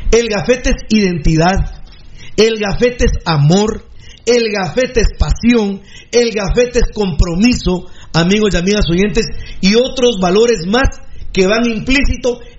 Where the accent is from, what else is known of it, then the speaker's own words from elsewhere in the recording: Guatemala City, Guatemala Department, Guatemala; yo que soy de la bendita y hermosa zona 6, que soy de Santa Luisa, que, que tengo los campos del Pichaco.